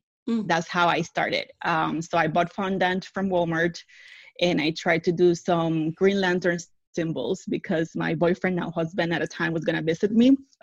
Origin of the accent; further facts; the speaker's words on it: Puerto Rico; moved away as an adult; also born or lived in Washington State; now in Central Florida, United States; Born and raised in the island